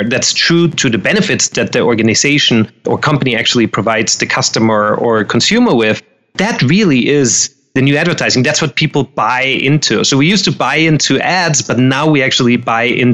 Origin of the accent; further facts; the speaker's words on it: Austria; moved away as an adult; now in Los Angeles, United States; I'm originally, me and my accent, we're both originally from Austria.